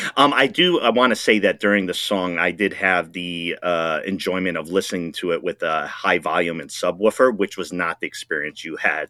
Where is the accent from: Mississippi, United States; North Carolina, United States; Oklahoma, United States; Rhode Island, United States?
Rhode Island, United States; moved away; I'm originally from Rhode Island